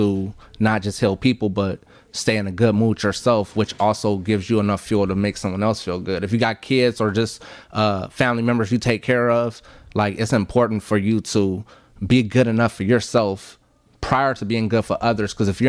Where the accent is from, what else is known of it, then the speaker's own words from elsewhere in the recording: Texas, United States; also born or lived in Richmond; I was born in Texas and I was raised somewhat in Texas, but I was back and forth from Richmond to Houston.